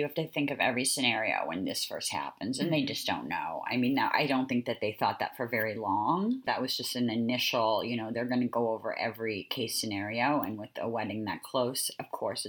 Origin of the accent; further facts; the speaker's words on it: Northeast, United States; we're obviously from the Northeast.